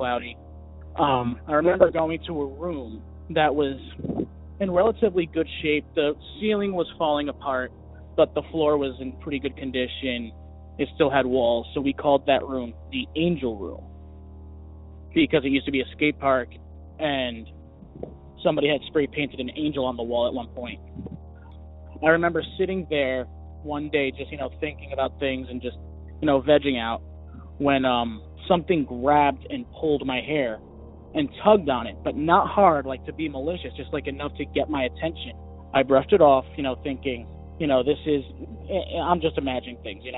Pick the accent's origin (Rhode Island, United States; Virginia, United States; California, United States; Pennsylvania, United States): Pennsylvania, United States; Allentown; I am from Allentown.